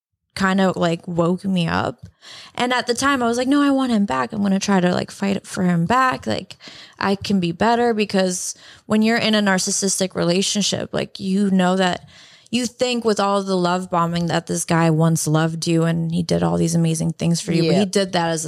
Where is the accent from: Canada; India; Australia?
Canada; now in United States; I am Canadian.